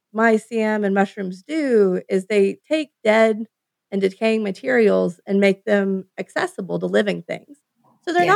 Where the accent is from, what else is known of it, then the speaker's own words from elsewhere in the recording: United States; as an American